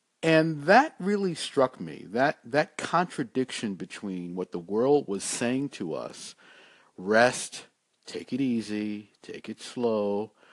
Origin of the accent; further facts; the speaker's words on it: New York City, New York, United States; When I was growing up in Brooklyn, New York